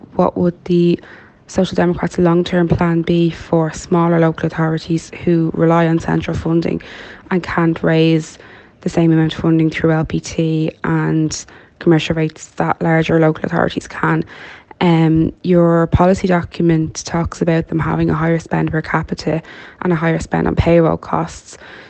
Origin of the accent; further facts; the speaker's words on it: Dublin, Leinster, Ireland; now in Maynooth, Ireland; I'm from Dublin. I live in Maynooth.